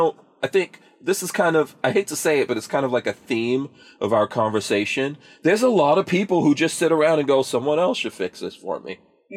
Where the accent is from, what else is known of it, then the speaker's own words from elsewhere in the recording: Guyana; born there; Like, for example, the Chinese are heavy in Guyana. I was born in Guyana.